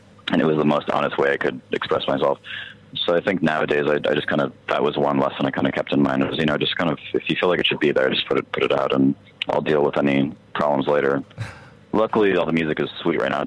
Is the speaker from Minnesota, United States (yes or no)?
no; El Paso, Texas, United States; moved away; I was also in my hometown El Paso, which things move a lot slower there